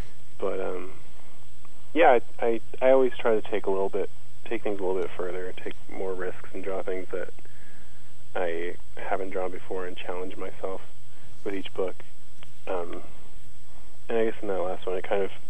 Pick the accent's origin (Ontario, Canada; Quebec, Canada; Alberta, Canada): Ontario, Canada; Toronto; moved away as an adult; also born or lived in Nova Scotia; now in North Carolina, United States; I'm Canadian. I lived in Toronto